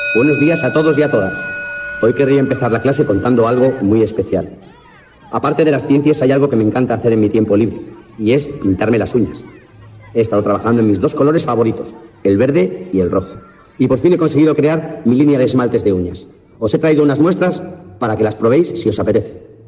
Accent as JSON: {"language": "Spanish", "town": "Madrid", "region": "Community of Madrid", "country": "Spain", "said": "Yo soy de Carabanchel"}